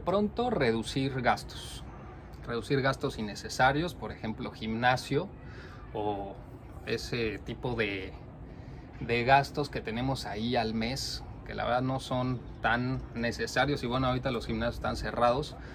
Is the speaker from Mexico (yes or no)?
yes; Mexico; now in Norway; Nosotros somos dos mexicanos que vivimos en Noruega